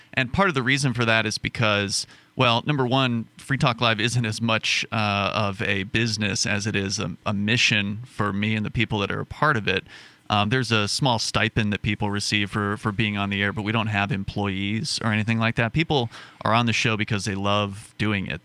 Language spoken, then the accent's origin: English; Sarasota, Florida, United States; moved away as an adult; now in Keene, United States; my hometown of Sarasota, Florida